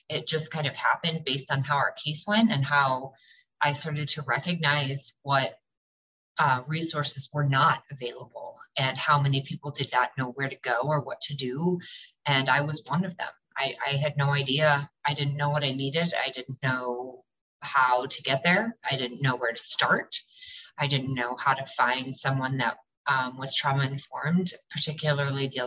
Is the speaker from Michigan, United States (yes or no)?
yes; Lansing, Michigan, United States; moved away as an adult; now in Detroit, United States; I am out of Detroit, Michigan. Um, I'm originally from Lansing, Michigan